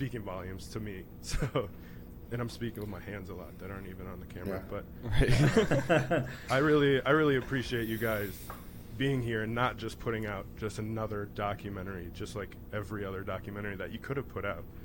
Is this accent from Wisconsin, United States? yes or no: yes; Wisconsin, United States; I'm from Wisconsin